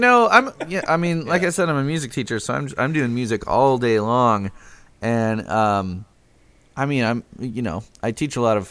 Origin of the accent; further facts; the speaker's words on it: Chicago, Illinois, United States; now in Lafayette, United States; I grew up in Chicago